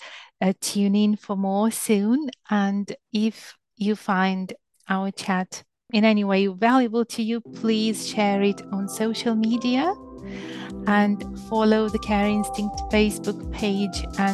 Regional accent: southern Ukraine, Ukraine; now in England, United Kingdom; I'm from Ukraine and I live in England, and where I grew up in the south of Ukraine

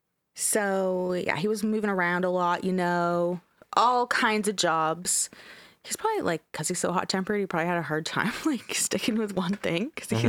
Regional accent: Canada; We're Canadian, so I didn't know what the Texas Panhandle was.

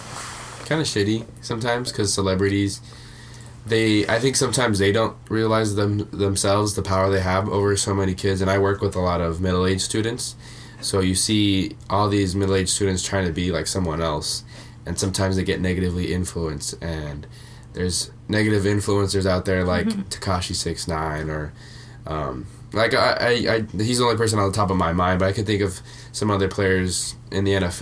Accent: California, United States; born there; I was born in California.

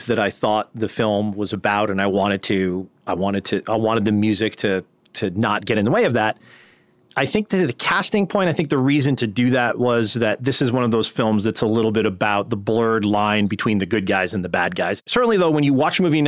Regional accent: West Haven, Connecticut, United States; also born or lived in Fairfield County, Connecticut; I'm from West Haven, which is a blue collar town in which I did not have a good experience as a child when my mom moved there when she got remarried

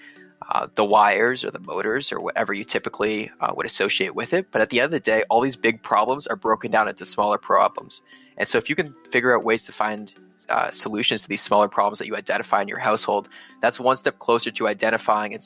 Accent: Canada; me being Canadian

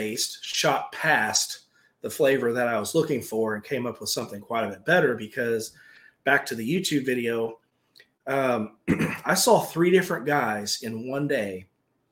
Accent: Indiana, United States; I'm from Indiana.

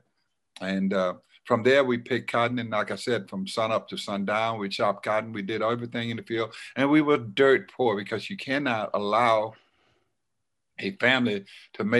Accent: Silver City, Mississippi, United States; moved away; I was born in Silver City, Mississippi

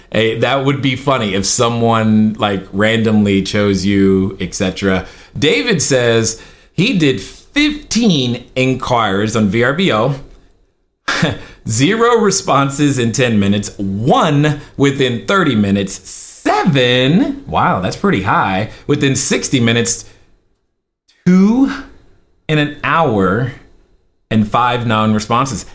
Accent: Germany; now in Laguna Hills, United States; I grew up in Germany

